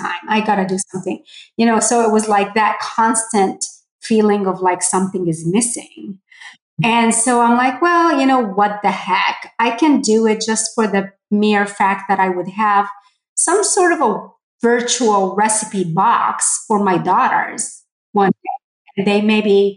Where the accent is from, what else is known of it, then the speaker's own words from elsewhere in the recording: Port Said, Port Said Governorate, Egypt; moved away; I grew up in Port Said, Egypt